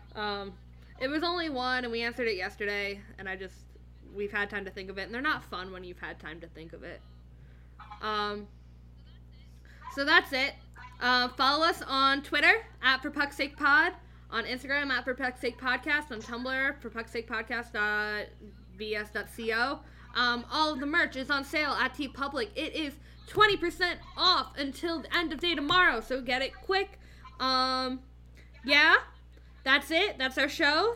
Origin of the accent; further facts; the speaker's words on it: Philadelphia, Pennsylvania, United States; growing up in Philadelphia